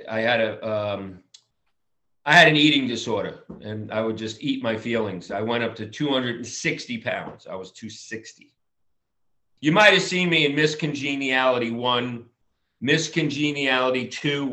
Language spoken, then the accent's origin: English; Long Island, New York, United States; now in Los Angeles, United States; I'm from Long Island